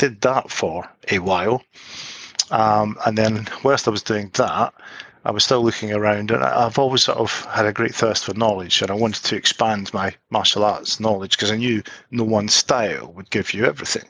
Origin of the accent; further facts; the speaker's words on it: East Kilbride, Scotland, United Kingdom; my hometown, East Kilbride